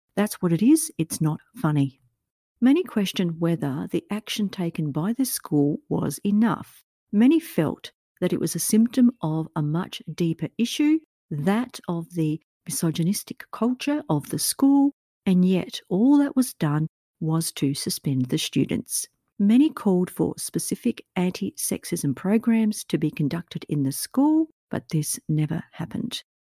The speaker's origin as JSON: {"language": "English", "country": "Australia", "said": "my own home country of Australia"}